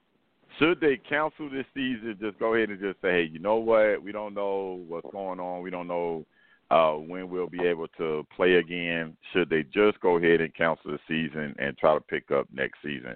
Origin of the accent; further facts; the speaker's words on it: Miami, Florida, United States; I grew up in Miami.